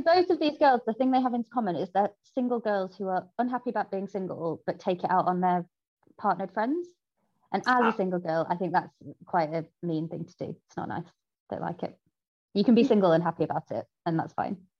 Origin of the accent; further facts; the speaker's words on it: Salford, North West England, United Kingdom; I am from Salford, and the gang culture there is pretty much inescapable